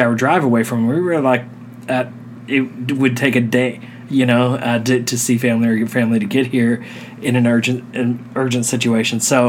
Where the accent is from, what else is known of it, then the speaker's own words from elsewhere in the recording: Texas, United States; moved away as an adult; Growing up in Texas, we were not used to the cold